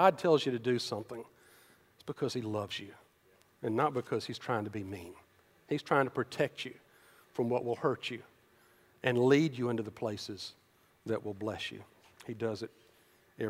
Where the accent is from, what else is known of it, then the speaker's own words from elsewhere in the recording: Decatur, United States; I grew up in Decatur